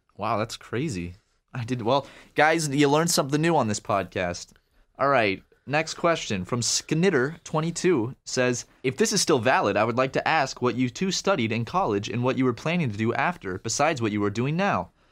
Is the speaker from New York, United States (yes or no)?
no; Charleston, South Carolina, United States; I am from Charleston